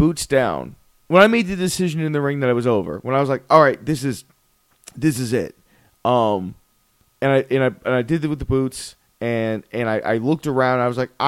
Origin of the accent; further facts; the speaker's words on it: Broward County, Florida, United States; I was raised in the Broward County school system